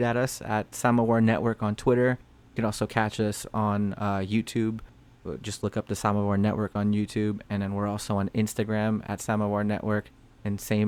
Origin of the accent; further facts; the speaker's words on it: Orange County, California, United States; I'm from Orange County.